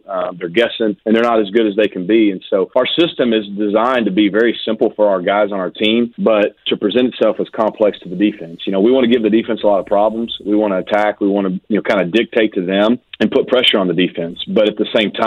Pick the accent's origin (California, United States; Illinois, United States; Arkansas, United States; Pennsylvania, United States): Arkansas, United States; now in Miami, United States; I'm from Arkansas. You know, you can probably tell by listening to my voice, right? But, you know, I grew up when Nolan Richardson was